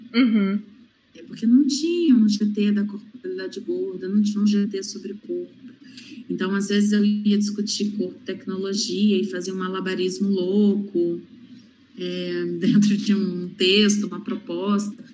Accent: interior of Rio de Janeiro state, Brazil; não sou periférica, mas sou interiorana no interior do estado do Rio de Janeiro

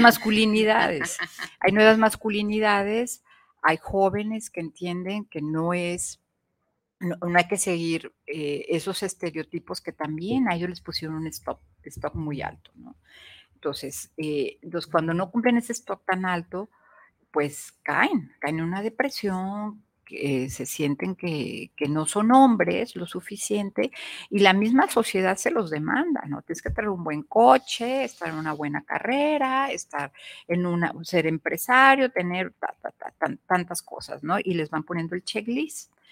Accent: Mexico; como mexicanas

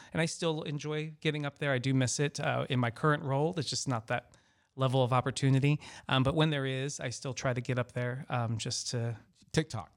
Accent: Baltimore, Maryland, United States; also born or lived in Orlando, Florida / Los Angeles, California / Washington, D.C.; now in Florida, United States; I'm originally from Baltimore, Maryland. Um, so I'm, I'm a northerner

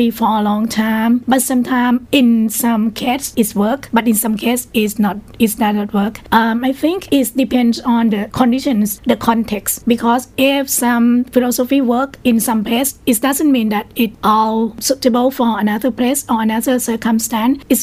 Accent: Prachinburi, Thailand; I'm from Prachinburi.

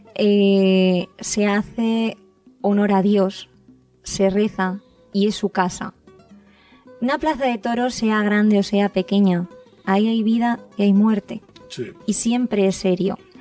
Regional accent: Spain; Los que somos españoles

